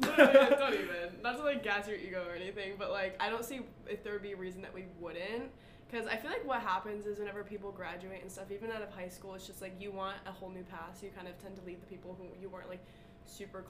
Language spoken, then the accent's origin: English; Connecticut, United States; I'm a marketing major and I'm from Connecticut.